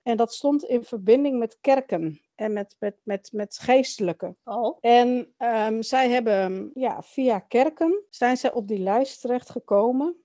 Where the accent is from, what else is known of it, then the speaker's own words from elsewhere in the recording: Netherlands; also born or lived in Chile; ik ben geboren in Chili. Ehm, in 1972, op uh, eh, 19 oktober 1972, kwam ik eh, met het vliegtuig van Chili naar Nederland. Ik ben eh, opgegroeid in een streng christelijk gezin